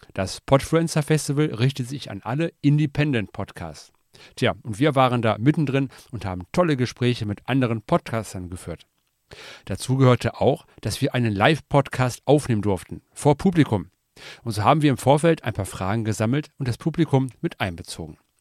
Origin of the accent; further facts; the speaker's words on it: Essen, North Rhine-Westphalia, Germany; ich komme aus Essen